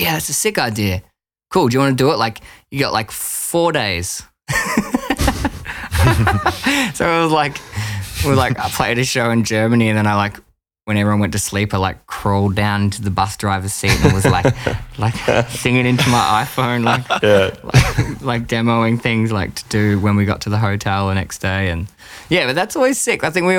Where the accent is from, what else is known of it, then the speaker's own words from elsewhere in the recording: Geelong, Victoria, Australia; also born or lived in Ocean Grove; I'm from like I'm from Ocean Grove. I grew up in Geelong, like around that area.